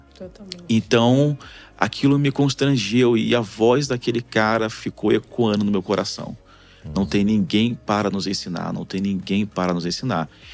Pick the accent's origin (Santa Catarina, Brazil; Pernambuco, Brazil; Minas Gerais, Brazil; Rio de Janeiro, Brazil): Rio de Janeiro, Brazil; Duque de Caxias; moved away as an adult; also born or lived in Piauí / Alagoas; Eu sou de Xerém que é da Baixada Fluminense